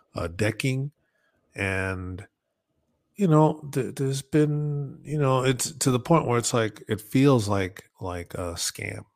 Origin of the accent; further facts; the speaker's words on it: Northeast, United States; growing up in the Northeast